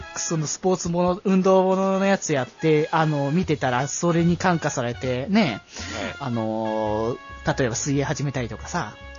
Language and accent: Japanese; Aichi, Japan; moved away; 地元の愛知県